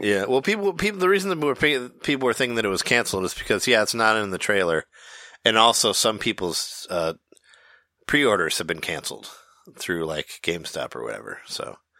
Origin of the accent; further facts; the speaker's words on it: Peoria, Illinois, United States; the Toys R Us I went to in high school in Peoria